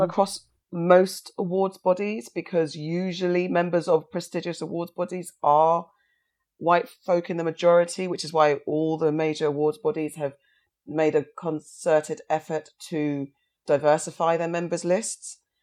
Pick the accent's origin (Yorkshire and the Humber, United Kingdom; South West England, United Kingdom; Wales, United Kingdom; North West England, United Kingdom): South West England, United Kingdom; Somerset; when I was fostered in Somerset